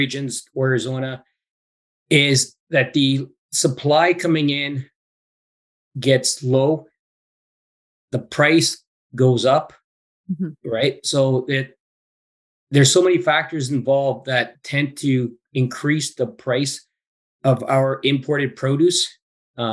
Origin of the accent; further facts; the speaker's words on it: British Columbia, Canada; also born or lived in England; more or less BC bred, but born overseas in England. But from the age of five, I've been living in British Columbia